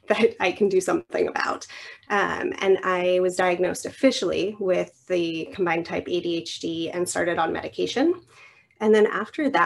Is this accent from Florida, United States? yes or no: no; New Mexico, United States; moved away as an adult; also born or lived in Oregon; I moved across the country from New Mexico to Oregon.